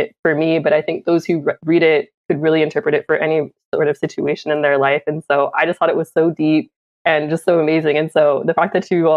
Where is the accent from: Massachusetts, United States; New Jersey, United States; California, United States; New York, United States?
California, United States; Oakland; I was born in Oakland in the Bay Area, born and raised where my family is from